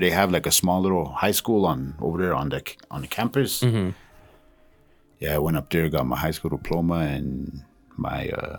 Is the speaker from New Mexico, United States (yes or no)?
yes; Alamogordo, New Mexico, United States; I was born in Alamogordo, New Mexico.